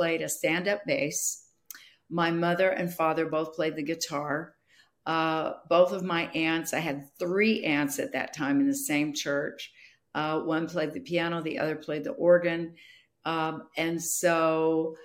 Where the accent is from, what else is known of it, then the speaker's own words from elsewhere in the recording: Bellflower, California, United States; now in Newark, United States; I was raised in a little home missions church in Bellflower, California